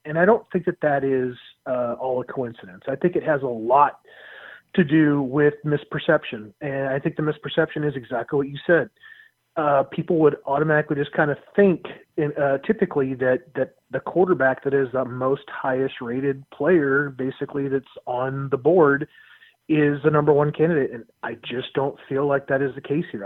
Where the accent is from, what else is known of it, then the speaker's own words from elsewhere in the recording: Louisiana, United States; being from Louisiana